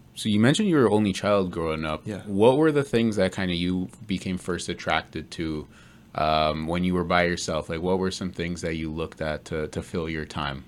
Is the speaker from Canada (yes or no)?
yes; Canada; I'm Canadian, but I've never been like a like a Canadian Canadian